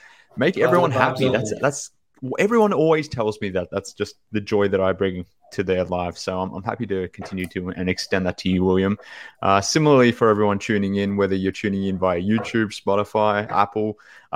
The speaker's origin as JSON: {"language": "English", "country": "Australia", "said": "from Australia"}